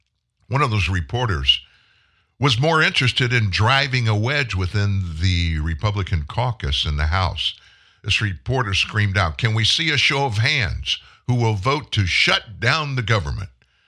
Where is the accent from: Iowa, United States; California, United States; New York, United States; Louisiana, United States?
Louisiana, United States; accent: Southern; also born or lived in Texas / Springfield, Missouri / Indianapolis, Indiana; I'm an American citizen, born in Texas, grew up in Louisiana, have lived out of Louisiana on two occasions. One-year stint in Springfield, Missouri. 1 2-year stint in Indianapolis, Indiana for my employee purposes. The rest of the time I'm in Louisiana.